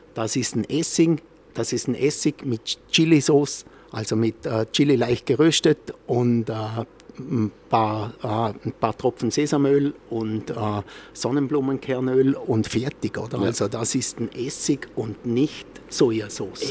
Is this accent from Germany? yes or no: no; Austria; bei uns in Österreich